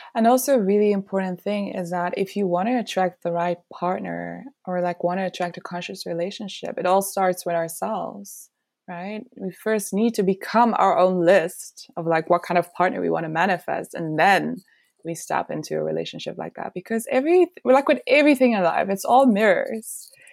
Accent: Belgium; moved away; I'm originally from Belgium

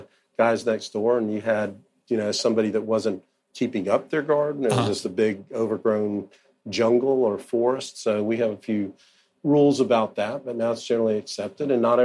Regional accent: Osceola County, Florida, United States; I'm 60. Mm-hmm. So I grew up in Osceola County, which is part of where Disney World is, closest city. And when I was there, it was pre-Disney.

